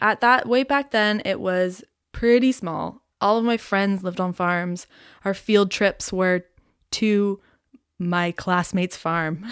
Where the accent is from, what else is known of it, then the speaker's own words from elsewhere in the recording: Aurora, Ontario, Canada; now in Toronto, Canada; I grew up in Aurora, Ontario, which is about forty minutes north of Toronto.